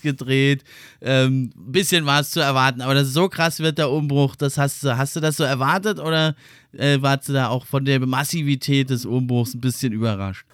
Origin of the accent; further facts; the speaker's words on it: Germany; wir als Deutsche